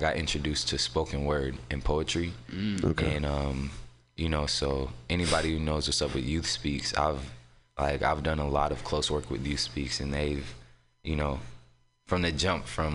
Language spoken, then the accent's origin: English; San Francisco, California, United States; born or raised there; also born or lived in Oakland